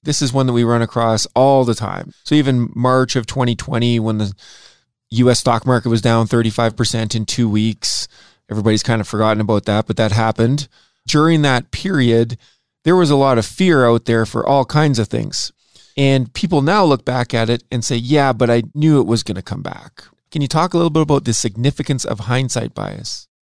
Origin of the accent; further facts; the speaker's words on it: Saskatoon, Saskatchewan, Canada; Greg and I both grew up in a place called Saskatchewan. I grew up in Saskatoon